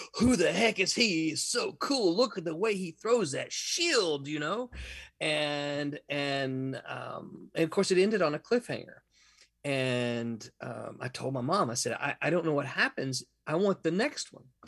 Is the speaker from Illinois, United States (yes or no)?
no; Mississippi, United States; moved away as an adult; now in Florida, United States; I'm from Mississippi.